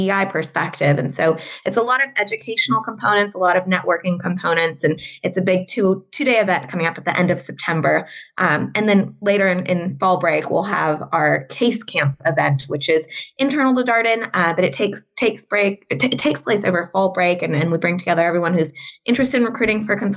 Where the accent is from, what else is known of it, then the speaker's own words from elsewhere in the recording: Southern California, United States; moved away as an adult; also born or lived in Notre Dame, Indiana; So I'm born and raised in Southern California.